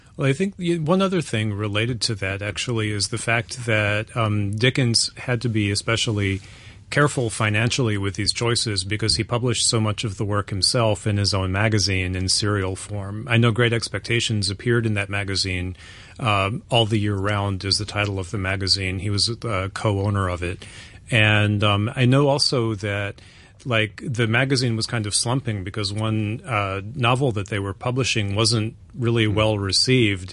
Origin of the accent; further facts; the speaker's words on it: United States; I'm American